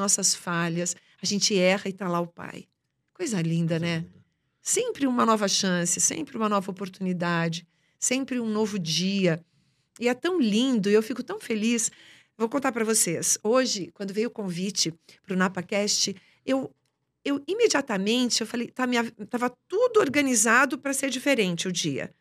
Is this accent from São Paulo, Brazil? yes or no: yes; Boa Esperança do Sul, São Paulo, Brazil; moved away; also born or lived in São Carlos; eu nem vim de São Carlos, eu vim de uma cidadezinha chamada Boa Esperança do Sul.